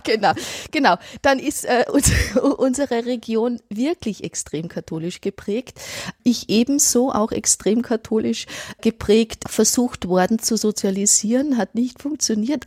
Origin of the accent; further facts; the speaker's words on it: Innviertel, Upper Austria, Austria; now in Ulm, Germany; jedes Mal, wenn ich ins Innviertel fahre, also quasi in meine Heimat